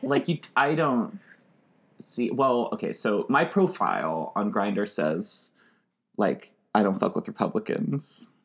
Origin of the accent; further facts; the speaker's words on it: Arkansas, United States; as like a queer person growing up in Arkansas